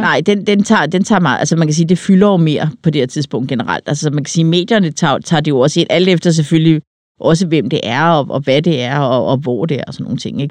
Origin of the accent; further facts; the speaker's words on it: Denmark; hvem vi er som danskere